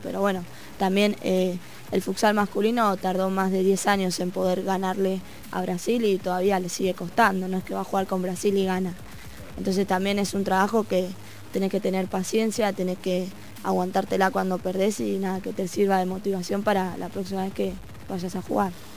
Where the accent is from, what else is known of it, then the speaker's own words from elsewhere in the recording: Avellaneda, Buenos Aires Province, Argentina; yo soy de Avellaneda